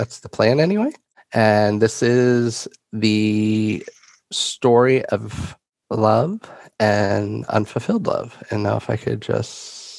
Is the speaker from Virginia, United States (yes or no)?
no; New York, United States; ever since I was a little kid growing up in New York and going to Pennsylvania a lot for trips and things